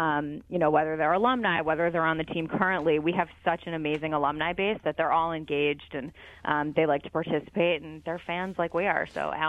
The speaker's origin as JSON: {"language": "English", "town": "Philadelphia", "region": "Pennsylvania", "country": "United States", "tie": "born or raised there", "said": "And I'm from Philadelphia. I grew up here, so it was an easy call for them to make and an easy yes for me to take the job."}